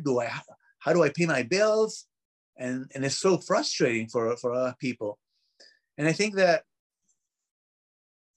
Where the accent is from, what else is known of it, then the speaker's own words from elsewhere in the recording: Peru; English is a second language; I was born in Peru